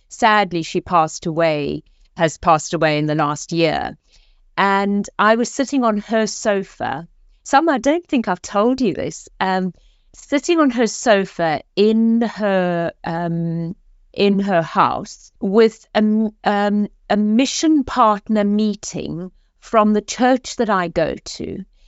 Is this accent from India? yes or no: no; South Africa; moved away as an adult; now in Oxford, United Kingdom; as you can hear from my accent, I am originally South African, came to this country for one year, over thirty years ago, and this is now home.